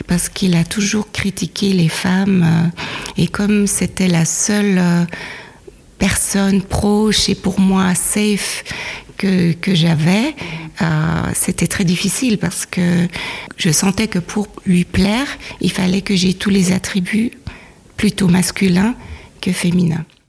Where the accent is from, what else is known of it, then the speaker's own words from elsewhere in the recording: Switzerland; mon père était suisse et ma mère euh, nigériane. Et je suis née en Suisse